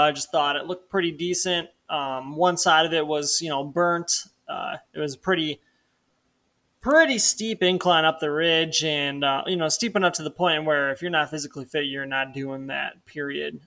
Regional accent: Illinois, United States; moved away as an adult; now in Missoula, United States; I, like, moved out from Illinois growing up in the Midwest to Montana

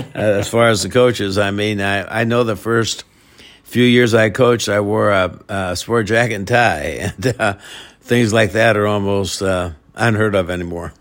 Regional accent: Melcher, Iowa, United States; originally from, uh, Melcher, Iowa. It's a, uh, small town, uh, forty miles, uh, south of Des Moines. Born and raised there

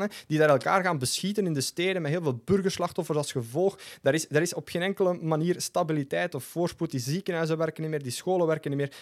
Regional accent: Flanders, Belgium; als Vlaming, als Europeaan

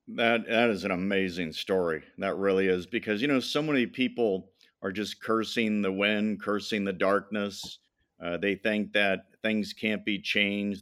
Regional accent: Madison, Indiana, United States; I was born in Indiana, Madison, Indiana

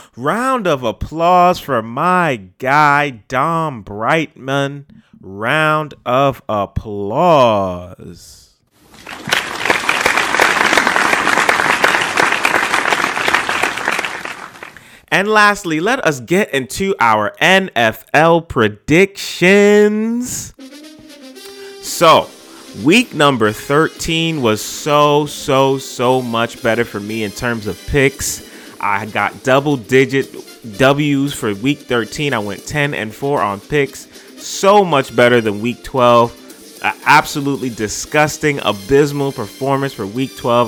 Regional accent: New York City, New York, United States; I'm from the Bronx. birthplace of hip-hop.

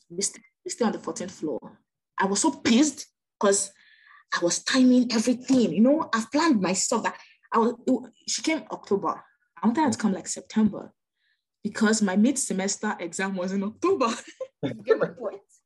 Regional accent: Nigeria; I'm Nigerian

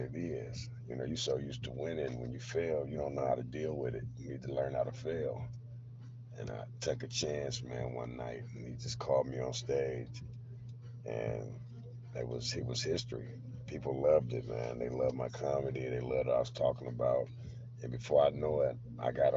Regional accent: Berkeley, California, United States; moved away as an adult; also born or lived in Puerto Rico; now in Sacramento, United States; I was raised in Berkeley, California.

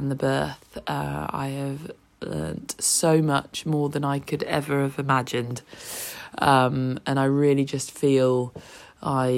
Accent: Oxfordshire, South East England, United Kingdom; moved away as an adult; now in Bognor Regis, United Kingdom; I'm originally from Oxfordshire and moved to Bognor Regis over 10 years ago with my job.

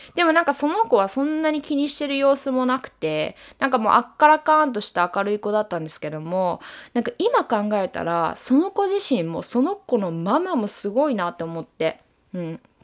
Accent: Japan; moved away as an adult; now in United States; 自分の生まれ育った国を出て視野を広げた時に

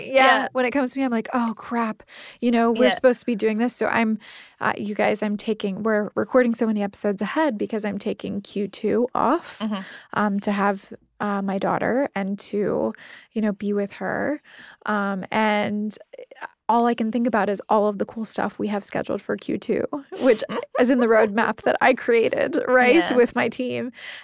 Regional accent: Midwest, United States; Like, I was raised in the Midwestern United States.

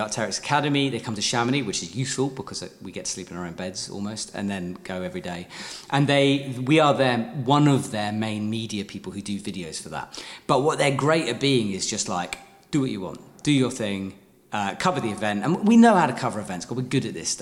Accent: United Kingdom; as a Brit

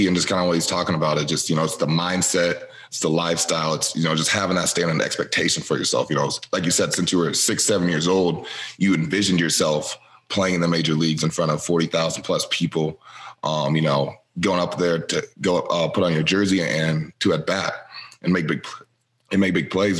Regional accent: Iowa, United States; moved away as an adult; now in Green Bay, United States; I'm from Iowa, so I kind of uh, have peeped Wisconsin growing up

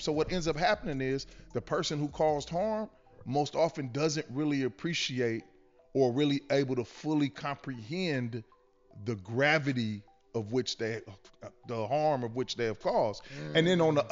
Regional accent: Los Angeles, California, United States; I'm from a space called West

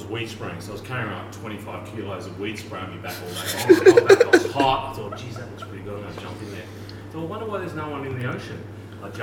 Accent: Bendigo, Victoria, Australia; now in Torquay, Australia; I grew up in Bendigo, which is a long way from the surf

